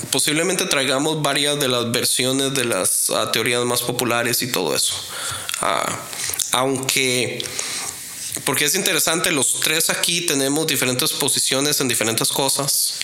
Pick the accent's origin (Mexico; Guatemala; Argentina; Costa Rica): Costa Rica; yo soy de Costa Rica.